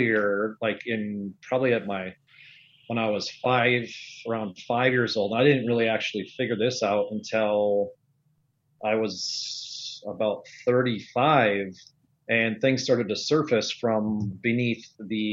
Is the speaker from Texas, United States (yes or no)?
no; Oakdale, Minnesota, United States; I grew up in the suburbs of St. Paul, Oakdale, Minnesota